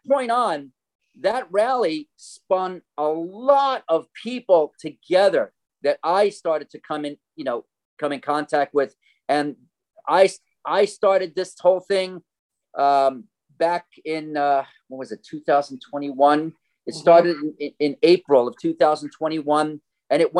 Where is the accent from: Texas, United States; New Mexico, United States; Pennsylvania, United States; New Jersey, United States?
New Jersey, United States; moved away as an adult; I come from New Jersey. I'm a musician, actor, composer, teacher, and you can hear the accent, right? Anyway, I came out here in 1990.